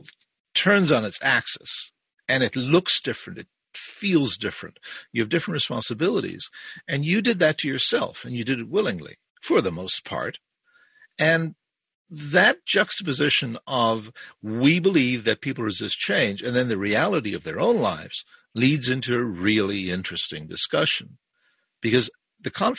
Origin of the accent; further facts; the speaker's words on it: Ireland; also born or lived in South Africa; now in Brampton, Canada; I was born in South Africa. I was raised in Ireland and I live in Canada since about 1971.